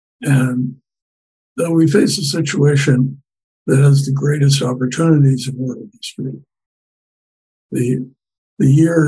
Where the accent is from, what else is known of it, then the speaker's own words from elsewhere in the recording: United States; I'm an American